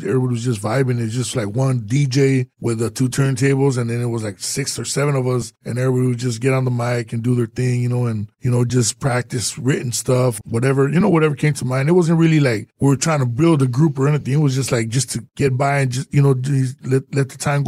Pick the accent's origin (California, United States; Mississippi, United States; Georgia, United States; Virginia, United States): California, United States; Los Angeles; I grew up in East LA, Boyle Heights.